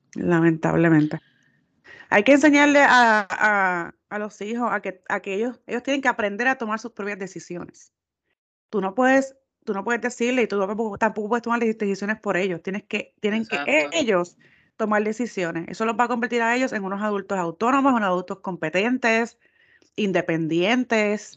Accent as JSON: {"language": "Spanish", "country": "Puerto Rico", "said": "nosotros somos de Puerto Rico"}